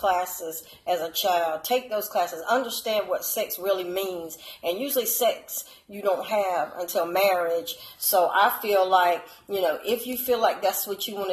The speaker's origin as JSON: {"language": "English", "town": "Savannah", "region": "Georgia", "country": "United States", "moved": "yes", "lives_now": "the Carolinas, United States", "said": "I'm originally from Savannah, Georgia."}